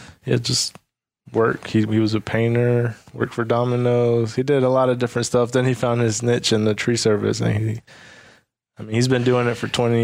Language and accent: English; Atlanta, Georgia, United States; first language Spanish; English is a second language; also born or lived in Mexico; I grew up in Metro Atlanta. I grew up in like DeKalb